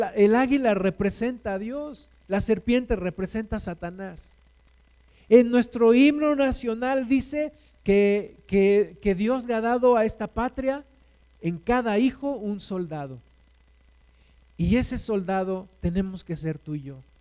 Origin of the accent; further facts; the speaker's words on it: Mexico; Aquí nos sembraste, Jesús. Aquí nacimos